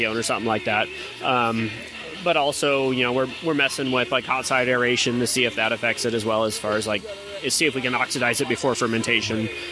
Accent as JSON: {"language": "English", "town": "Mesa", "region": "Arizona", "country": "United States", "tie": "born or raised there", "also_born_or_lived": "Phoenix, Arizona", "moved": "yes", "lives_now": "Rancho Cucamonga, United States", "said": "I was born in Phoenix, raised in Mesa"}